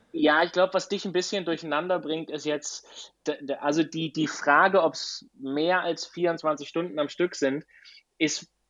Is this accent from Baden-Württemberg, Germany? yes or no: yes; Black Forest, Baden-Württemberg, Germany; now in Girona, Spain; Teil wird auf meiner Heimatstrecke ähm, stattfinden. Im, im, Im, Schwarzwald.